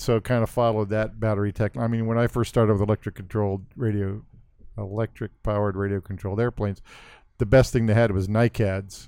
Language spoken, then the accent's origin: English; Central California, United States; also born or lived in Wisconsin; I grew up in Central California in farming communities.